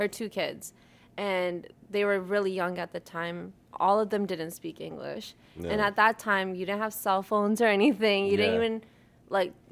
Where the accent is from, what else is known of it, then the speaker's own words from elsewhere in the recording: Brampton, Ontario, Canada; we grew up in Brampton.